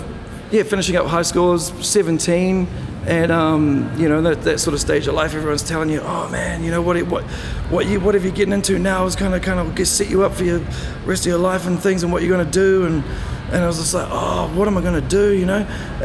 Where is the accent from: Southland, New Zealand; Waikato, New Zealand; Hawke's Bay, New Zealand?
Southland, New Zealand; Bluff; Yeah, so I grew up in Bluff. It's a great place to raise your kids, I think, you know?